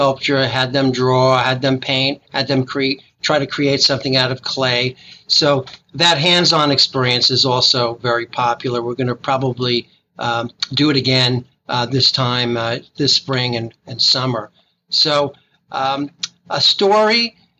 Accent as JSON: {"language": "English", "town": "New York City", "region": "New York", "country": "United States", "tie": "born or raised there", "moved": "yes", "said": "I grew up in Brooklyn"}